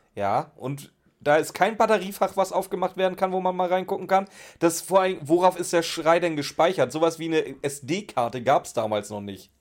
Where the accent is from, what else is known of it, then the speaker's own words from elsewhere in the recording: Schleswig-Holstein, Germany; Ich komme aus Schleswig-Holstein, wir hatten doch nie was